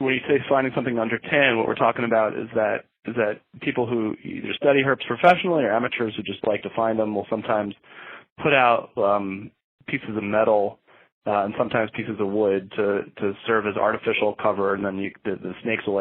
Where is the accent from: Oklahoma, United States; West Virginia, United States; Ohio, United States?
Ohio, United States; Bexley; I grew up in Bexley